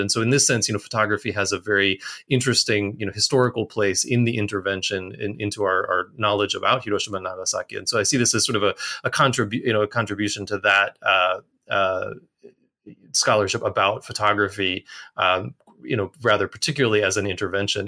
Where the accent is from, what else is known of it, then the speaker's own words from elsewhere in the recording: United States; now in Japan; I'm also an American